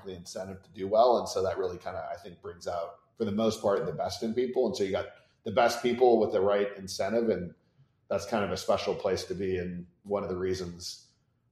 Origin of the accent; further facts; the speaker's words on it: Santa Cruz, California, United States; I was born in Santa Cruz, California